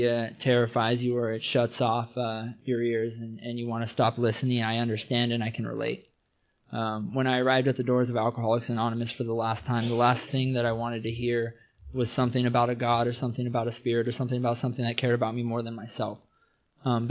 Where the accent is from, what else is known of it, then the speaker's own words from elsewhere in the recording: between Arlington and Everett, Washington, United States; now in California, United States; I'm originally from Washington State. I grew up in somewhere between Arlington and Everett, Washington.